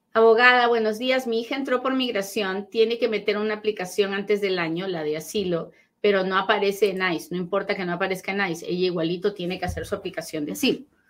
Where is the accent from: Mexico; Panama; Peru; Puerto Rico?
Peru; soy bien peruana, bien peruana cuando hablo.